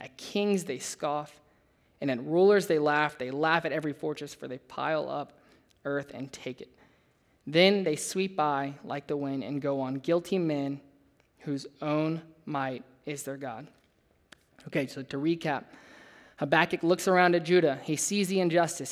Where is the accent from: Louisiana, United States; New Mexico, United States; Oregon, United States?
Louisiana, United States; moved away as an adult; I grew up in Louisiana, way down south, totally different than here.